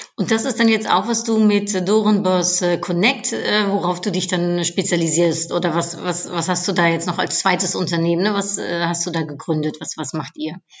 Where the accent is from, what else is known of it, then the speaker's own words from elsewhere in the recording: Netherlands; now in Germany; ich Niederländerin in Deutschland bin